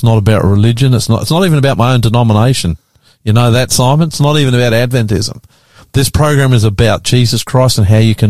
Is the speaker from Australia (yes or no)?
yes; Australia; We understand Australia. We're part of Australia. We are Australian.